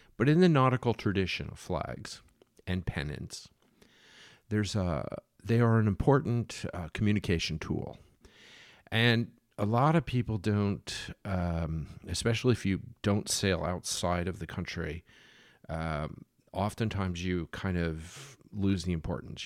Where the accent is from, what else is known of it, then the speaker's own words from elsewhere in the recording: Philadelphia, Pennsylvania, United States; I grew up in Philadelphia, where Betsy Ross sowed the flag for George to go to war